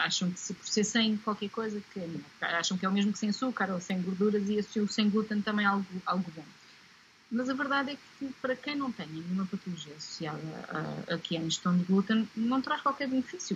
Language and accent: Portuguese; Portugal; faz parte da nossa raiz como portugueses